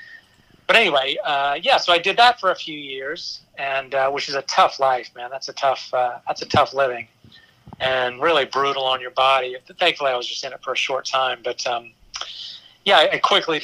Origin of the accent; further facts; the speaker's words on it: Houma, Louisiana, United States; moved away; also born or lived in Baton Rouge; I'm from Houma